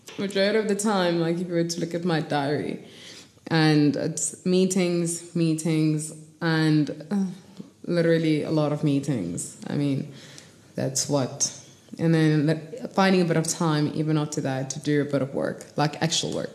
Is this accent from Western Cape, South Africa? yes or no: no; Kimberley, Northern Cape, South Africa; moved away as an adult; now in Johannesburg, South Africa; I'm from Kimberley, raised small town all the way to high school.